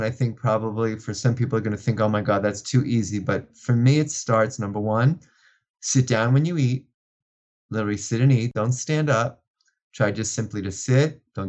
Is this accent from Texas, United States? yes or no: no; New York City, New York, United States; growing up in New York, in Brooklyn, New York